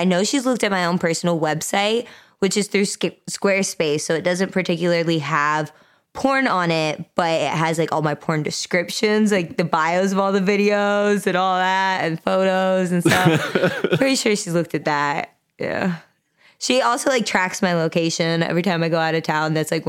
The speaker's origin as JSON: {"language": "English", "region": "Utah", "country": "United States", "said": "I was raised Mormon. Okay. I'm originally from Utah"}